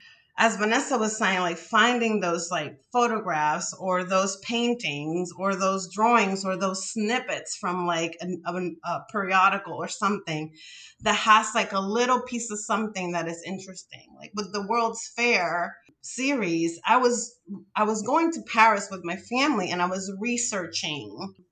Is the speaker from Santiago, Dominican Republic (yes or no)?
no; Santo Domingo, Distrito Nacional, Dominican Republic; moved away; I grew up in the Dominican Republic, right? Like, I was born and raised in the capital, Santo Domingo.